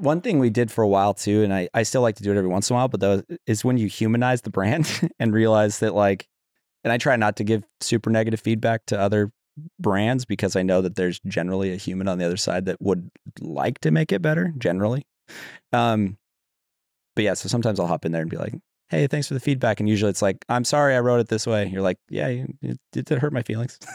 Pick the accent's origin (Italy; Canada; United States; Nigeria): United States; Utah; I grew up in Utah